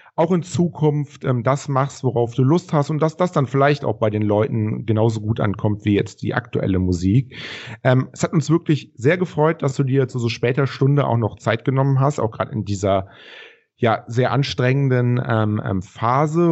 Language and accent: German; Rhineland, Germany; wir kommen aus dem Rheinland